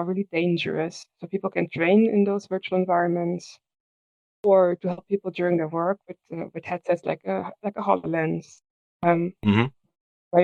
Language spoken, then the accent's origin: English; Germany; now in Netherlands; I live in the Netherlands. I'm from Germany.